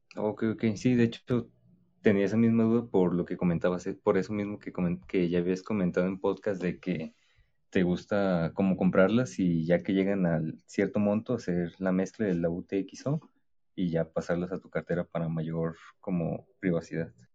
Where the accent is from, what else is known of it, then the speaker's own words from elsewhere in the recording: Mexico; yo también soy mexicano igual que tú